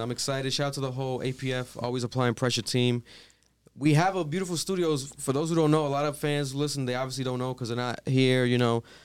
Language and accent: English; Providence, Rhode Island, United States; We're from Providence, Rhode Island.